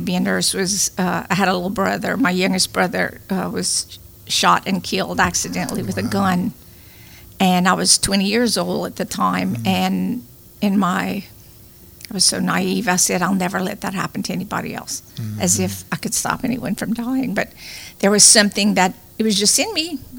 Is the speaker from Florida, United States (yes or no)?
no; Ville Platte, Louisiana, United States; now in Lafayette, United States; I was born and raised in Ville Platte